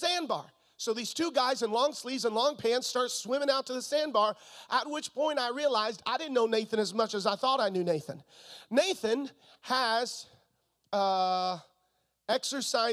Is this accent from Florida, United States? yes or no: yes; Florida, United States; moved away; also born or lived in Missouri; I'm from Florida. And if you grow up in Florida, you grow up swimming